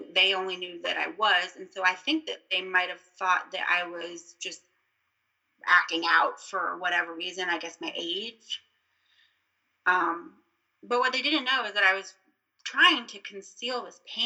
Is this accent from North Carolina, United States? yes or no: no; Virginia, United States; also born or lived in Florida; I'm from Florida, and we moved to Virginia when I was almost 9 years old